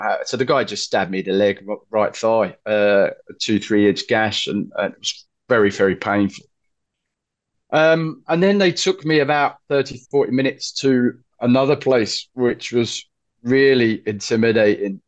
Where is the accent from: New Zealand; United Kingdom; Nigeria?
United Kingdom; London; I said, "London."